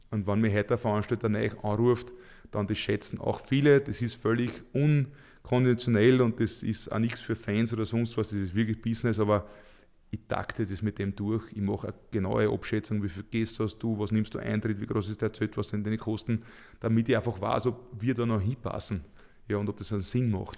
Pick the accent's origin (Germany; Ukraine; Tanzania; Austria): Austria; Leitzersdorf, Lower Austria; in meinem Heimatort in Leitzersdorf